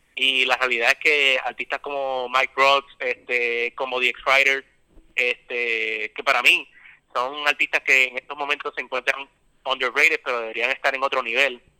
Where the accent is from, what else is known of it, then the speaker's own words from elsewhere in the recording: San Juan, Puerto Rico; yo soy de San Juan, específicamente